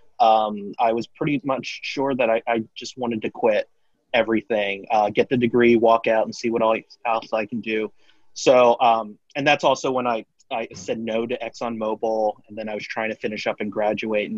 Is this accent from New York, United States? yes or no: no; Lancaster, Pennsylvania, United States; moved away as an adult; also born or lived in Colorado / Los Alamos, New Mexico; I grew up in Lancaster, Pennsylvania. I grew up in Pennsylvania. So I'd stayed all my life in Pennsylvania